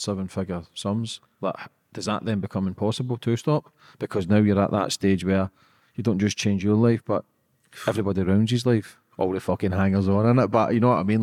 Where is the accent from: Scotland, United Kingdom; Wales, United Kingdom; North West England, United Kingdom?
Scotland, United Kingdom; I'm just a Scottish guy